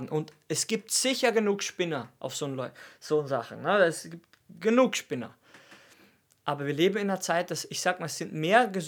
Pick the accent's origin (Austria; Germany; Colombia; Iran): Austria; Und für mich ist das krass, weil ich komme aus Österreich.